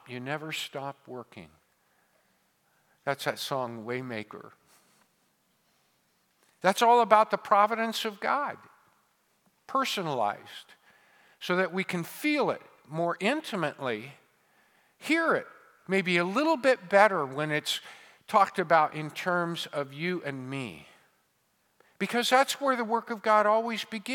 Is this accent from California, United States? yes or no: yes; Modesto, California, United States; my hometown of Modesto, or my home state of California